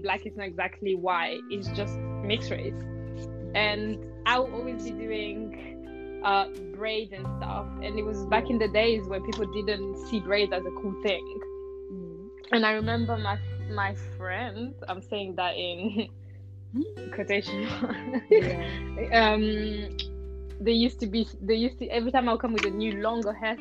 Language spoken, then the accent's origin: English; Belgium; also born or lived in Rwanda; I was born in Rwanda, but I moved in Belgium, like, before I even knew what was being black